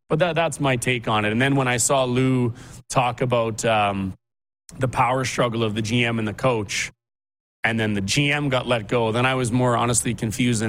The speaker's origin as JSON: {"language": "English", "town": "Regina", "region": "Saskatchewan", "country": "Canada", "tie": "born or raised there", "moved": "yes", "lives_now": "Calgary, Canada", "said": "I was fortunate enough growing up in Regina"}